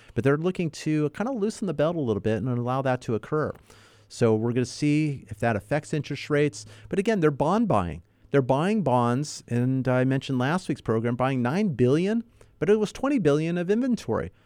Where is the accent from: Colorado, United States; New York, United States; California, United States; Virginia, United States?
California, United States; Los Angeles; also born or lived in Northridge; I was a child growing up in North Hollywood, not too far from Silmar